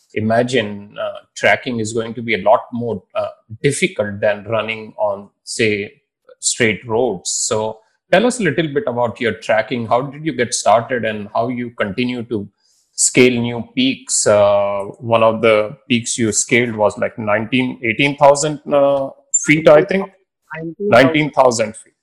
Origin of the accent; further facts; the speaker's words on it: Indore, Madhya Pradesh, India; I am from Indore